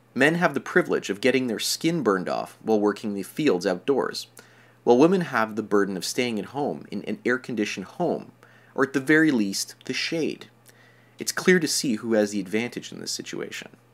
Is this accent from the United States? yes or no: no; Canada; I'm from Canada.